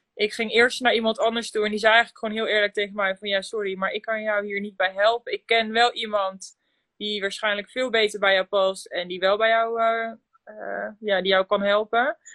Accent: Drenthe, Netherlands; moved away as an adult; also born or lived in Land van Maas en Waal, Gelderland; now in Gelderland, Netherlands; Ik kom uit Drenthe, maar ik woon nu inmiddels zo'n ruim drie jaar ja, in Gelderland-Zuid, het land van Maas en Waal.

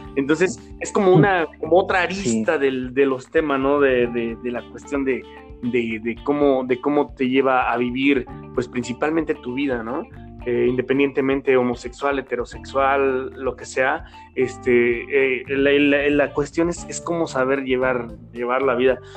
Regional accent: Mexico; como mexicanos

